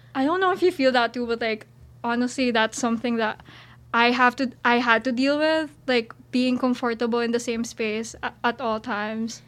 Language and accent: English; Philippines; moved away as an adult; now in Syracuse, United States; I'm an international student. I'm from the Philippines.